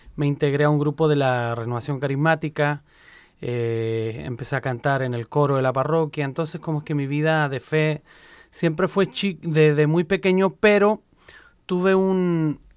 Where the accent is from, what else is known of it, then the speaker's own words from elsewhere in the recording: Chile; moved away as an adult; now in Puebla, Mexico; En Chile todos los proyectos que yo había liderado ya los había entregado. Eh, estaba soltero, y hablé con mi obispo, mi obispo me dice, pues ve a vivir esa experiencia, tranquilo. Llegué a Puebla, en práctica iba por ocho meses pero ya llevo 18 años por allá, padre. Una sinaloense no me deja volver a mi tierra